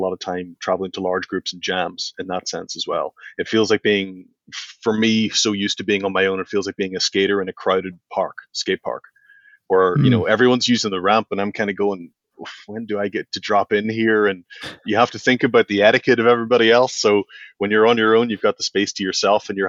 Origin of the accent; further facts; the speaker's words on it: County Donegal, Ireland; now in Belfast, United Kingdom; I grew up in Northern Donegal in Southern Ireland